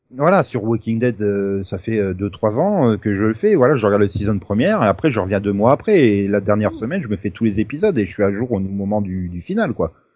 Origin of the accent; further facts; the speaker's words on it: France; on est français